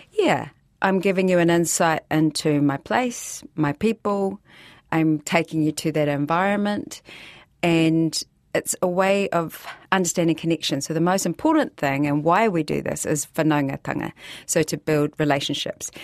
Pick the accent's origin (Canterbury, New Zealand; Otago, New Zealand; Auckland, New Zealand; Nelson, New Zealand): Canterbury, New Zealand; Christchurch; Nō Otaotahi Ahau, and I'm from Christchurch